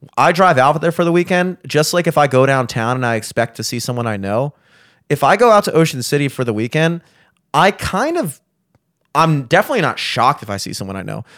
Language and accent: English; Towson, Maryland, United States; I'm from Towson